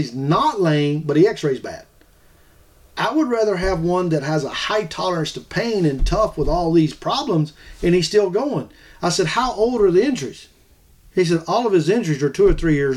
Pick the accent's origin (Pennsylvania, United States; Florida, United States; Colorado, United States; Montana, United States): Florida, United States; I'm from Florida